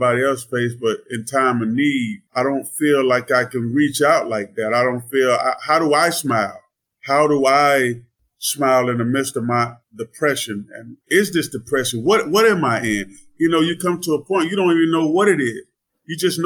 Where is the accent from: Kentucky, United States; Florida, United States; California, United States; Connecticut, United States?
Florida, United States; Melbourne; I grew up in Melbourne, Florida